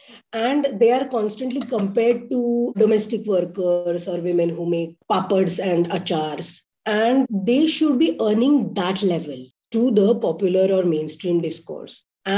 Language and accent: English; Mumbai, Maharashtra, India; I was born and brought up in Bombay within a family of socialist workers, activists. My grandmother, Nalini Pandit